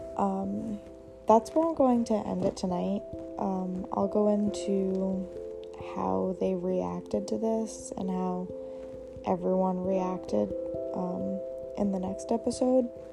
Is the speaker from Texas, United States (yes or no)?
no; Maine, United States; I am 22 and I live in Maine. Um, when I was in seventh grade, my family had decided to move back to my hometown